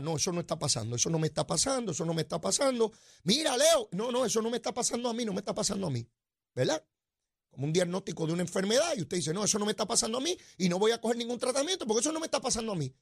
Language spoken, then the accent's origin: Spanish; Puerto Rico; Somos ciudadanos americanos y entramos y salimos cuando nos dé la gana